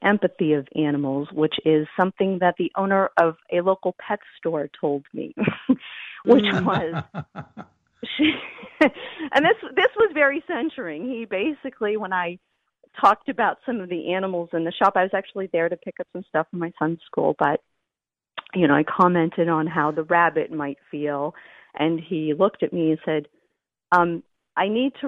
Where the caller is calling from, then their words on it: outside of Boston, Massachusetts, United States; I'm calling from outside of Boston, Massachusetts.